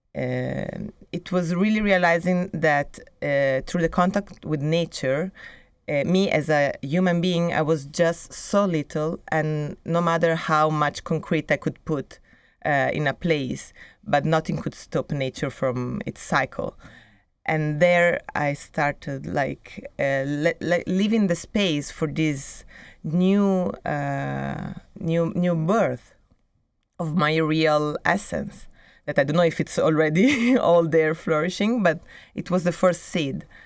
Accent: Italy; moved away as an adult; also born or lived in Milan, Italy / Brazil; now in Barcelona, Spain; when I was living in, in Italy, in my hometown, or even in, in Milan

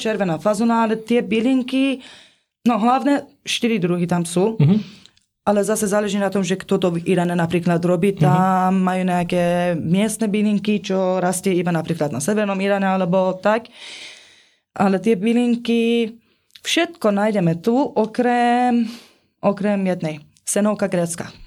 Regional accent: Iran; moved away; doteraz sme boli iba Iránci

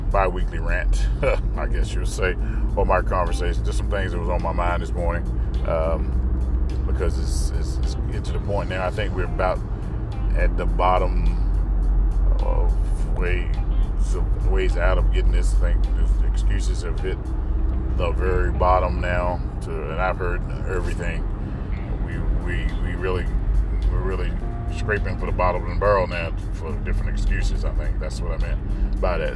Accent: North Carolina, United States; I grew up in North Carolina

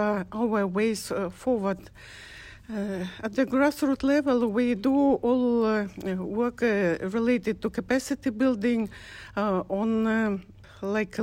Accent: Kyrgyzstan; I'm from Kyrgyzstan, Central Asia, from Rural Women's Association, ALGA

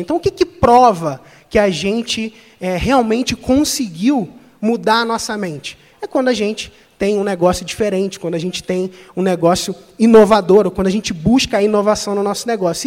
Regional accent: Cabo Frio, Rio de Janeiro, Brazil; eu sou de Cabo Frio, interior do Rio de Janeiro. Não tenho sotaque

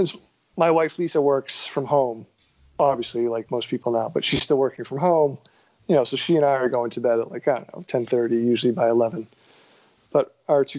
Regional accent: Beverly, Massachusetts, United States; my hometown where I grew up. That's where my mother lives. It's in Beverly

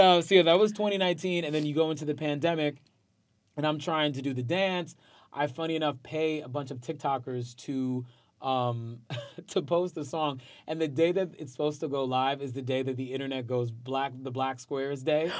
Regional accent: Port Chester, New York, United States; also born or lived in Bronx, New York; I was raised in Westchester

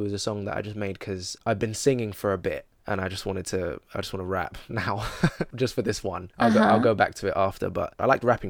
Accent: London, United Kingdom; accent: London; I've got a lot of London music and I'm not rapping in an American accent, I'm rapping in my accent.

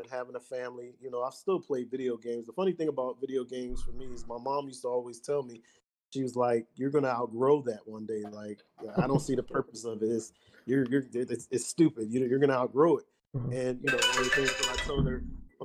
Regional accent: Detroit, Michigan, United States; I was born in Detroit

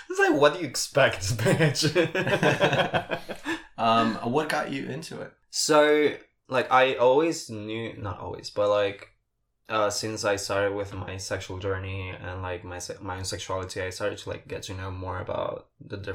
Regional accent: Paraguay; English is a second language; moved away; So for people who do not know, I'm from Paraguay. I do not. I may not sound like it, but I am. And I have this group of friends that we are all from Paraguay.

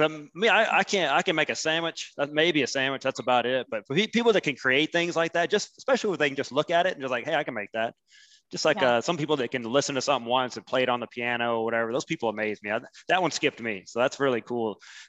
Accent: Huntsville, Alabama, United States

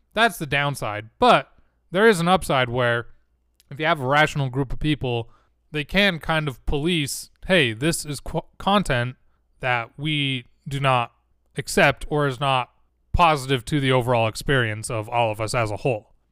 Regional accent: Utah, United States; I'm from Utah

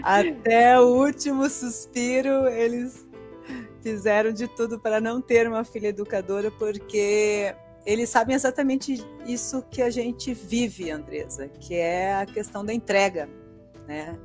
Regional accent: Rio Grande do Sul, Brazil; moved away; eu sou do Rio Grande do Sul

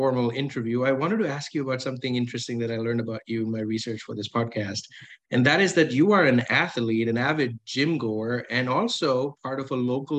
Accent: India; now in Buffalo, United States; growing up in India

